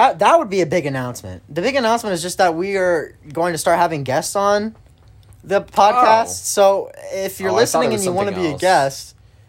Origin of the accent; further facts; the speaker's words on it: Turkey; born there; I was born in Turkey, stupid.